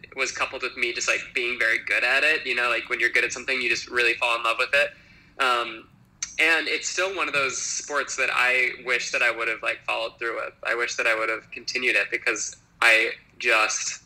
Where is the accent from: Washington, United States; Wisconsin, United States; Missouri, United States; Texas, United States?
Wisconsin, United States; Appleton; moved away as an adult; now in New York, United States; I am from Appleton, Wisconsin, which is one of like the very like internal states in the U.S.